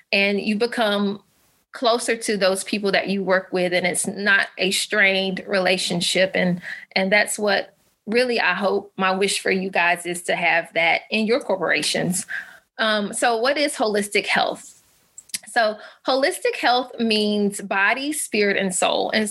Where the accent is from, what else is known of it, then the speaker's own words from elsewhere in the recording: Alabama, United States; I'm a Southern mama. I'm from Alabama. Um, I was actually a military brat. So we moved around a couple times, but I've stayed in the South all of my life.